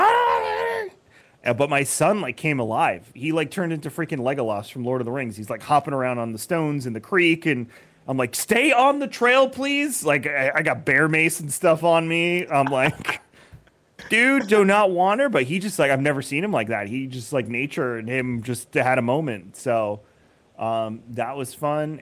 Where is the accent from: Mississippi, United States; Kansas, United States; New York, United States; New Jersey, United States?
New York, United States; Long Island; now in Tampa, United States; I'm originally from Long Island